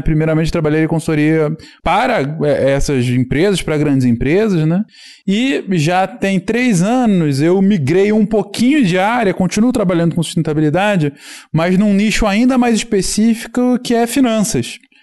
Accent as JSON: {"language": "Portuguese", "town": "Teresópolis", "region": "Rio de Janeiro", "country": "Brazil", "tie": "born or raised there", "also_born_or_lived": "São Paulo", "moved": "as an adult", "said": "eu cresci aqui, né, em Teresópolis"}